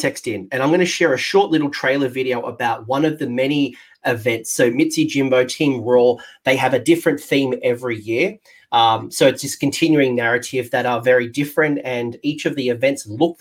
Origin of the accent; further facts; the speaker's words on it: Australia; being Australian, who is essentially half American, half English